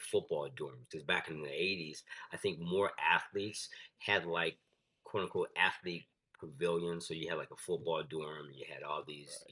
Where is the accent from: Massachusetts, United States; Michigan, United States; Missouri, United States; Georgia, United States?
Michigan, United States; Grand Rapids; moved away; also born or lived in South Florida; I'm from Michigan. I'm from Grand Rapids, Michigan